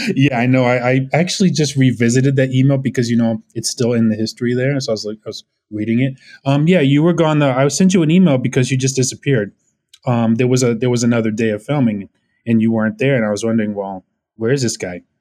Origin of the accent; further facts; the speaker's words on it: Orange County, California, United States; moved away as an adult; also born or lived in Brooklyn, New York / Los Angeles; now in New York, United States; I grew up in Orange County